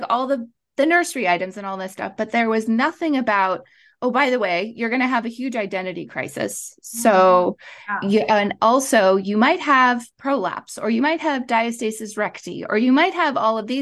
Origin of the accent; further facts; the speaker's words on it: Montreal, Quebec, Canada; moved away as an adult; now in Los Angeles, United States; I am originally from Montreal. I grew up in Canada, and then I moved to Los Angeles, like 14 years ago